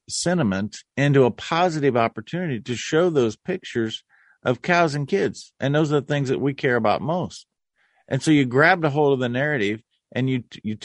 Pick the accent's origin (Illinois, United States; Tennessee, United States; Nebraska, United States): Nebraska, United States; my home state of Nebraska